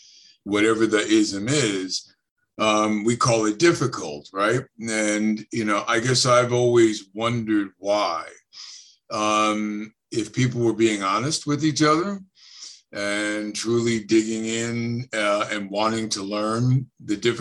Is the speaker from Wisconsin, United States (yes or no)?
no; New Jersey, United States; moved away; also born or lived in Chicago; I'm from Jersey, North Jersey, as a matter of fact.